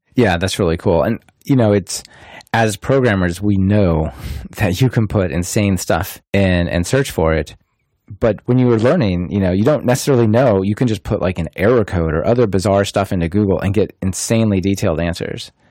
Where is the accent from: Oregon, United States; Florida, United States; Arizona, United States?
Oregon, United States; Portland; Portland, Oregon, which is my hometown